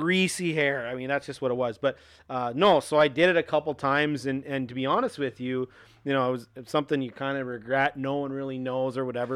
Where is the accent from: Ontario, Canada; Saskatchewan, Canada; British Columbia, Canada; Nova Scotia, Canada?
Saskatchewan, Canada; Saskatoon; moved away as an adult; now in Minot, United States; I'm originally from Canada, uh, six hours north in Saskatoon.